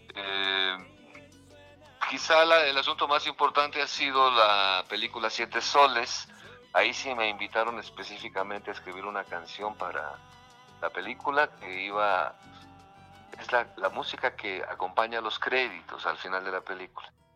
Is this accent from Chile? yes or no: no; Mexico; estamos viviendo todos como mexicanos